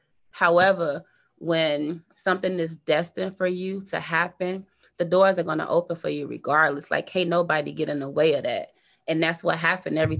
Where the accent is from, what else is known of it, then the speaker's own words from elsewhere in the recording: Chicago, Illinois, United States; moved away as an adult; now in Frisco, United States; South side of Chicago